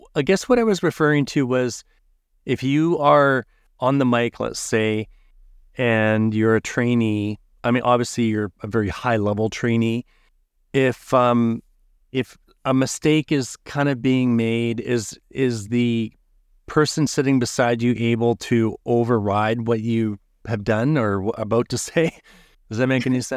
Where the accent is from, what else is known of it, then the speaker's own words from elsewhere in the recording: Canada; I'm from Canada